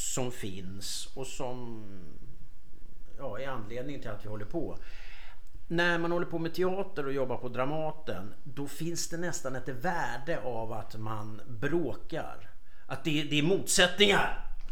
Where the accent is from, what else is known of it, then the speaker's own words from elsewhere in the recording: Stockholm, Stockholm County, Sweden; jag kommer från Söderfort i Stockholm